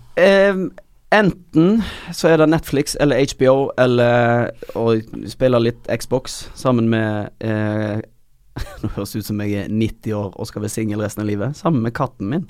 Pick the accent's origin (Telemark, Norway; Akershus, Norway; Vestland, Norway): Vestland, Norway; Øystese; moved away; Jeg er fra Øystese